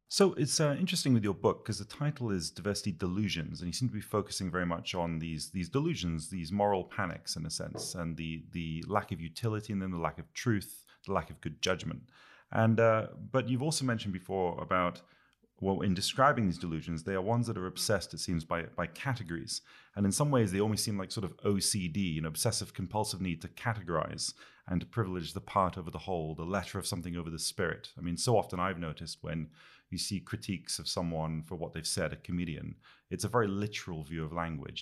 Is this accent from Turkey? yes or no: no; United Kingdom; I'm a Brit